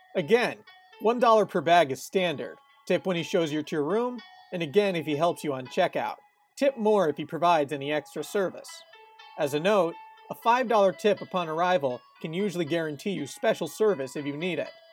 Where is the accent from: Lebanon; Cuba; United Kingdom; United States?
United States; born and raised in America